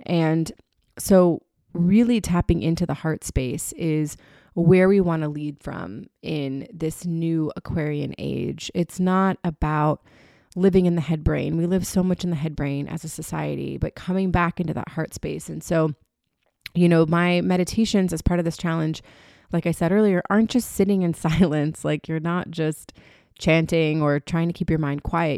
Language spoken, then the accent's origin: English; Florida, United States; moved away; also born or lived in New York City / Birmingham, Alabama; I was born in Florida